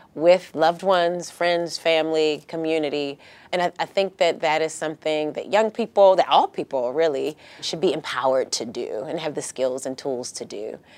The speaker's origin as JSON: {"language": "English", "town": "Baltimore", "region": "Maryland", "country": "United States", "moved": "as an adult", "lives_now": "San Diego, United States", "said": "I'm from Baltimore, Maryland, originally, and that is, that was home for me"}